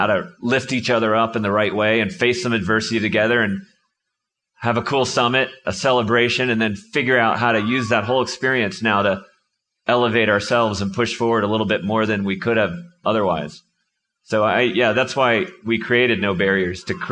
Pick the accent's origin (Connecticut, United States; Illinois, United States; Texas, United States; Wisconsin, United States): Connecticut, United States; I grew up in Connecticut